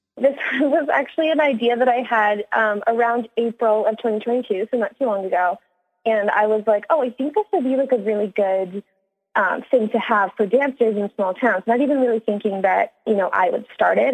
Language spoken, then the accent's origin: English; Midland, Ontario, Canada; moved away as an adult; now in Los Angeles, United States; I am from Midland, more specifically a tiny little village called LaFontaine